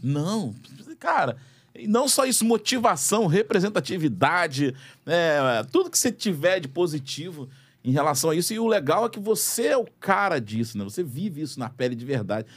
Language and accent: Portuguese; Brazil; eu me incluo nessa parte da, da população brasileira